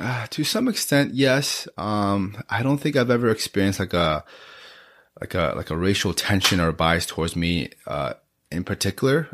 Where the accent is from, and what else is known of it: Beaverton, Oregon, United States; born or raised there; also born or lived in Gangtok, Sikkim, India